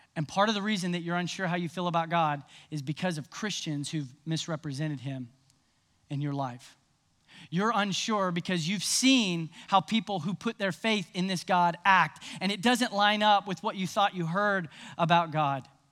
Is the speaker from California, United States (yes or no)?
no; Nashville, Tennessee, United States; I grew up in Nashville